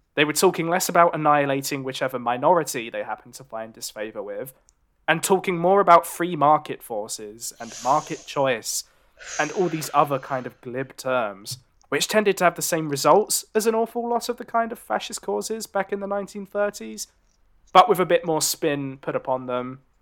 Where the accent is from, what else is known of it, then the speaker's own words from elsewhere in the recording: London, United Kingdom; I'm a Londoner